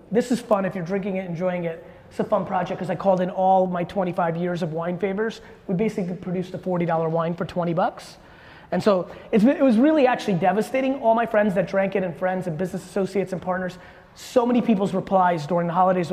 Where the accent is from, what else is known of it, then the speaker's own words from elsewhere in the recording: Edison, New Jersey, United States; also born or lived in Soviet Union / Queens, New York / Dover, New Jersey; I was born in the Soviet Union. I came to the US when I was a kid. And at first I lived in Queens, and I actually went to Dover, New Jersey, which I rarely mention. We were there for a very short period of time. But I grew up in Edison, New Jersey